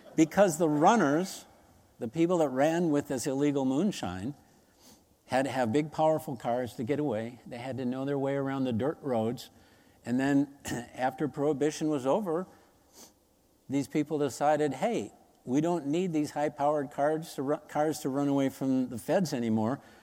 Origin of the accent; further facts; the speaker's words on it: United States; as Americans, we remember nine eleven like yesterday